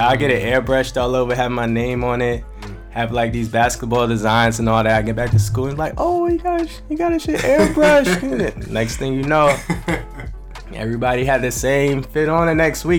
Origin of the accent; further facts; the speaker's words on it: Daytona Beach, Florida, United States; also born or lived in DMV (Washington, D.C. area); now in Staten Island, New York, United States; I'm from Florida. Daytona Beach, 386.